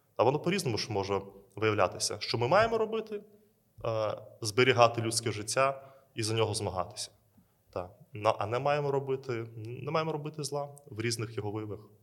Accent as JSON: {"language": "Ukrainian", "country": "Belarus", "tie": "born or raised there", "moved": "yes", "lives_now": "Ukraine", "said": "Я є родом з Білорусі"}